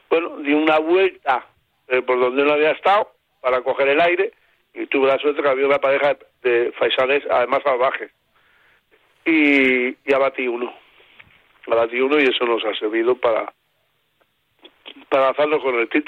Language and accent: Spanish; Extremadura, Spain; Pues yo soy extremeño.